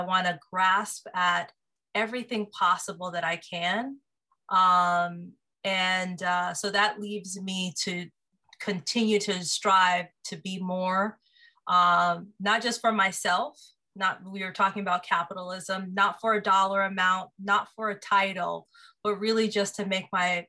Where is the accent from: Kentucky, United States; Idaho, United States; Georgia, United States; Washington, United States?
Washington, United States; Seattle; moved away as an adult; now in Los Angeles, United States; I grew up in Seattle, Washington, born and raised.